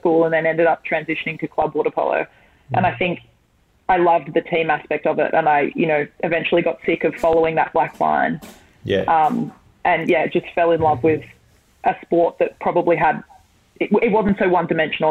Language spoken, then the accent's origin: English; Sydney, New South Wales, Australia; also born or lived in Michigan, United States; I grew up in Randwick